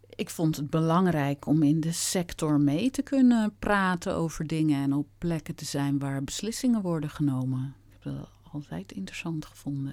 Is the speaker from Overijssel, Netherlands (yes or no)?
no; Gouda, South Holland, Netherlands; moved away as an adult; also born or lived in Utrecht / Rotterdam / Amsterdam; ik kom eh, geboren en getogen in Gouda